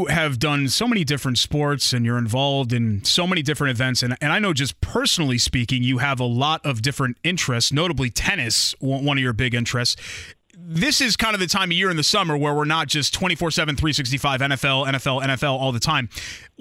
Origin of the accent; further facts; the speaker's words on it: Connecticut, United States; moved away as an adult; also born or lived in Bloomington, Indiana; now in Indianapolis, United States; Connecticut, my home state